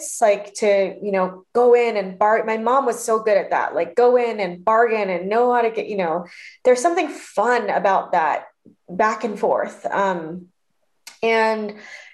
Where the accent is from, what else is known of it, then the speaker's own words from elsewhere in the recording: Orange County, California, United States; also born or lived in Denver, Colorado; the Vietnamese community I grew up in Orange County